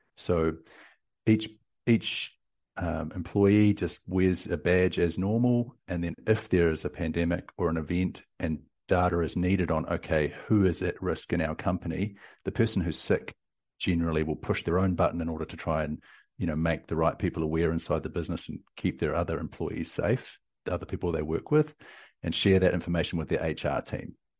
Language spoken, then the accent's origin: English; New Zealand; now in Austin, United States